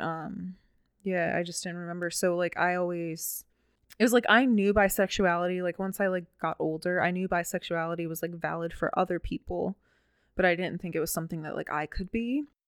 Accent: Baltimore, Maryland, United States; I'm from Baltimore City

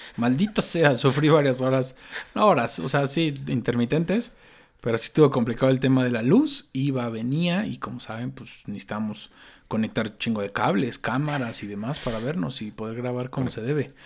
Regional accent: Mexico; como buenos mexicanos que traemos todo el extranjero

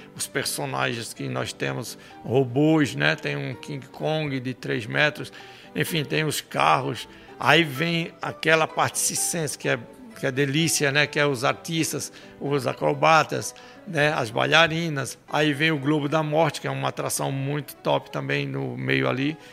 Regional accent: Paraíba, Brazil; moved away; also born or lived in Rio de Janeiro; Eu nasci na Paraíba

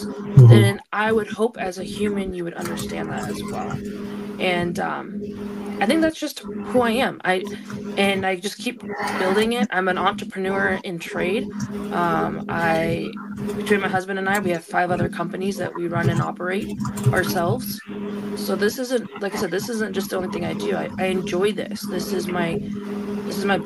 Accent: Portland, Oregon, United States; moved away as an adult; now in Montana, United States; I was basically born and raised in Portland, Oregon.

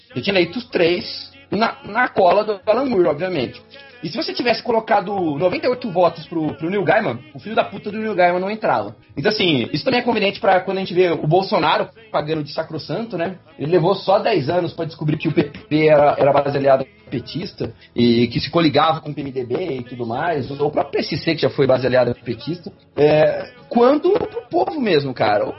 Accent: Brazil; nós, enquanto brasileiros

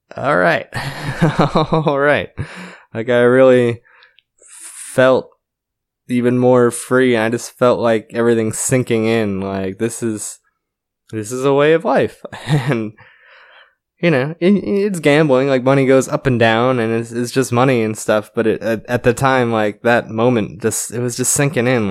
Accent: Connecticut, United States; moved away as an adult; also born or lived in New York / Florida / New York City; I grew up around New York City within an hour, uh, mostly Connecticut, also New York

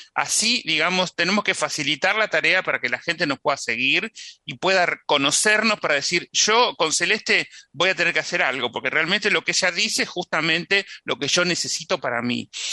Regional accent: San Antonio de Areco, Buenos Aires Province, Argentina; San Antonio de Areco, donde yo nací

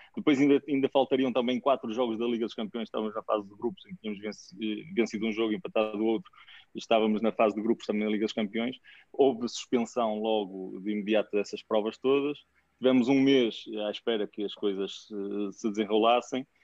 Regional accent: Guimarães, Norte, Portugal; moved away as an adult; nascido, nascido e criado em Guimarães, o berço da nação.

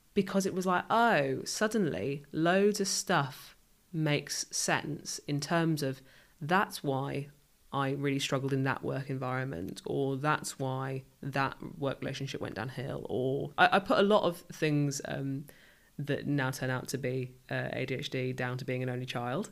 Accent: rural Northamptonshire, East Midlands, United Kingdom; moved away as an adult; also born or lived in London; now in Southampton, United Kingdom; I grew up somewhere, uh, super rural

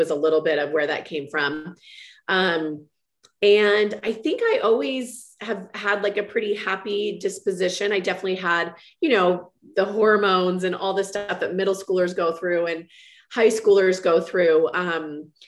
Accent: Walnut Creek, California, United States; I grew up in Walnut Creek, California, which is kind of East Bay of San Francisco

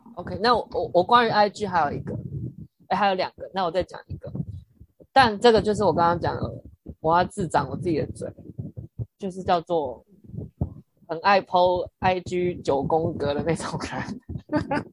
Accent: Taiwan; 我是台湾人

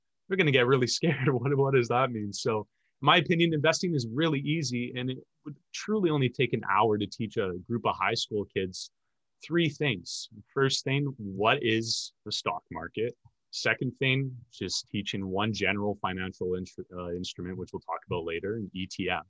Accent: Edmonton, Alberta, Canada; born and raised in Edmonton, Alberta.

